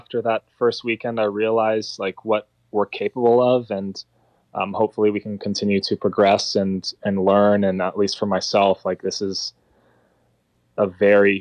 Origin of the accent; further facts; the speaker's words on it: United States; the only American in the series